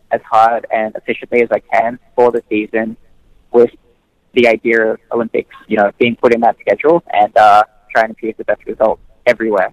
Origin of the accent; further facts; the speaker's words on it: Australia; growing up in Australia, we're just a very sports-heavy country in general